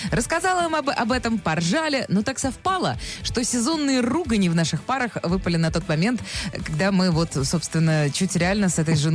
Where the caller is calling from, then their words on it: Naberezhnye Chelny, Tatarstan, Russia; Э, Набережные Челны, Татарстан.